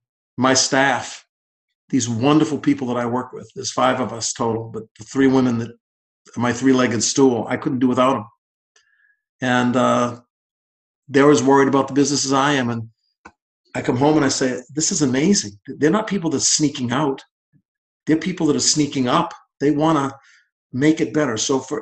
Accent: Boston, Massachusetts, United States; I'm blessed that I came from Boston in 1974, and this is my home

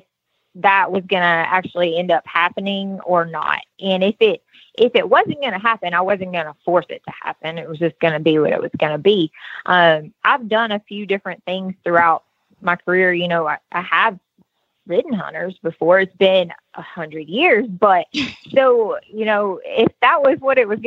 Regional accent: Baton Rouge, Louisiana, United States; now in Tennessee, United States; I'm originally from Baton Rouge, Louisiana

